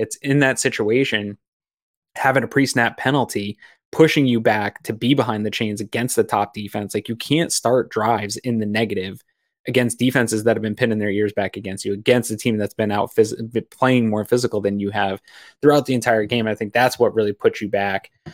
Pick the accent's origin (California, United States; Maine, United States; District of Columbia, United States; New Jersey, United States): Maine, United States; now in Western New York, United States; I grew up in Maine, played a lot of golf as a kid in Maine